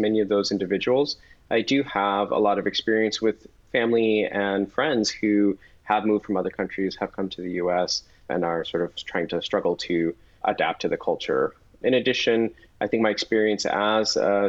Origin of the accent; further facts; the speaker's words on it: Chelsea, Massachusetts, United States; I'm from Chelsea, Massachusetts.